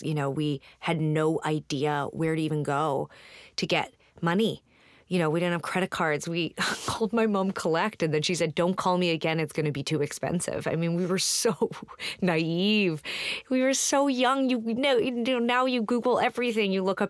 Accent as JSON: {"language": "English", "country": "Canada", "said": "And now it's like we get on stage and we're like, we're from Canada."}